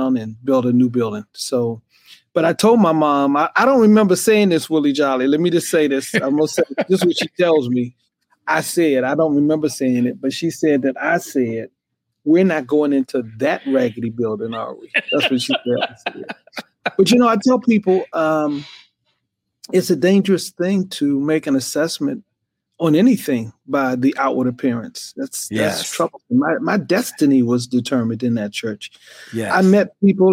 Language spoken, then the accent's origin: English; Glenarden, Maryland, United States; born or raised there; also born or lived in Washington, D.C.